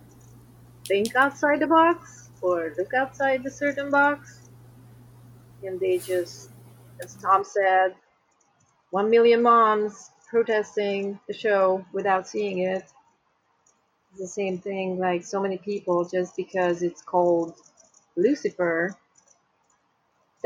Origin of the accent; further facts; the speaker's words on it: Hungary; now in United States; I am originally from Hungary, and I have friends back home who watch the show